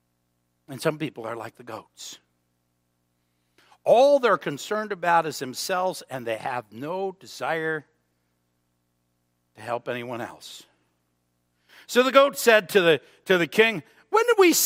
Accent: United States; I'm an American. I belong to the United States of America

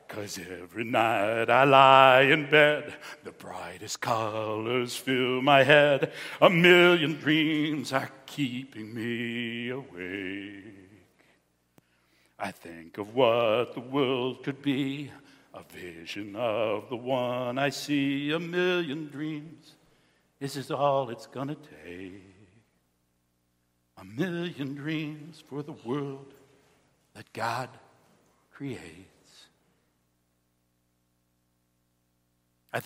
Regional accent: Cheektowaga, New York, United States; I'm a kid from Cheektowaga. I grew up in a firefighter's house.

